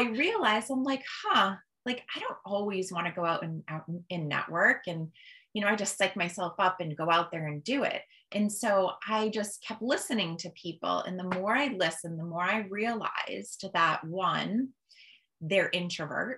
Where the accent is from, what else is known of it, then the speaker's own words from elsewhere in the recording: Holland, Massachusetts, United States; I've lived in Massachusetts my whole entire life